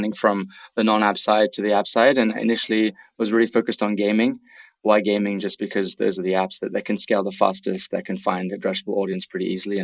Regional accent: Belgium; moved away as an adult; now in New York, United States; I'm based out of New York. Yeah, I'm originally from Belgium though, but have been living in the city for about 5 years

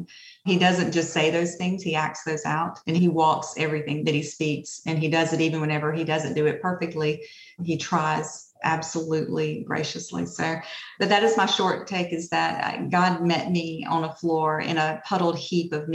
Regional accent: Opelika, Alabama, United States; I am from Opelika, Alabama, of course, and I grew up in a pretty hard situation most of my life.

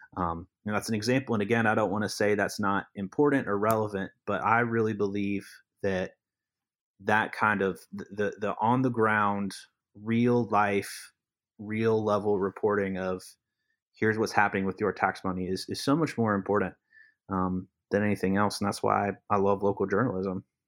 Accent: Lee County, North Carolina, United States; also born or lived in Alamance County; I'm from Lee County, which is south of Chatham, um, just south, and so I've been ar-, around Chatham for many years since I was born

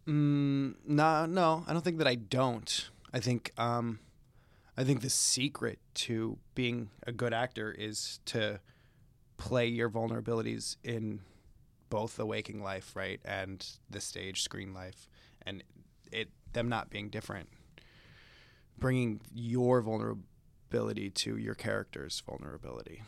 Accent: Chicago, Illinois, United States; moved away; I grew up in the Midwest. I feel like, or s- Chicago specifically

